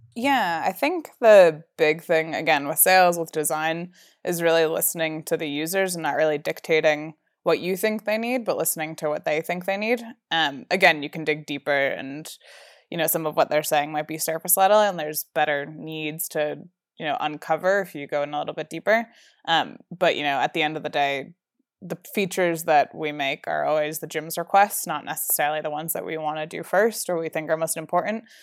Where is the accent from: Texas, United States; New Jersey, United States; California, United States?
New Jersey, United States; moved away as an adult; now in Colorado, United States; I grew up in New Jersey, um, my whole life